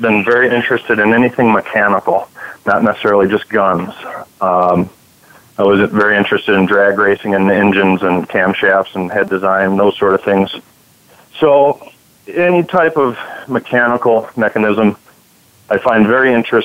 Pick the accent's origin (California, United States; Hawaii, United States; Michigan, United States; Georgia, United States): Michigan, United States; moved away as an adult; also born or lived in Florida; now in Montana, United States; I grew up and was in Michigan